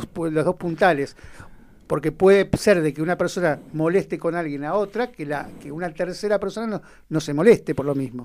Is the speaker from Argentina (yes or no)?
yes; Argentina; como argentinos